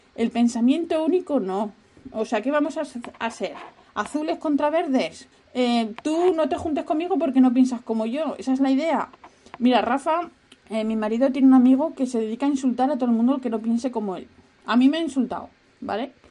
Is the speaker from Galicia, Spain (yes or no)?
no; Asturias, Spain; yo soy de una región que fue la única que no estuvo conquistada por los árabes. ¿Por qué? Porque estábamos como, como los de Asteris, hay una esquinita, estábamos parapetados por, por los picos de Europa